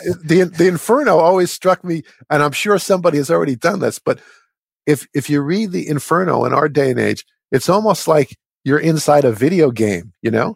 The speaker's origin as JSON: {"language": "English", "region": "New York metropolitan area", "country": "United States", "tie": "born or raised there", "said": "I grew up in the New York metropolitan area"}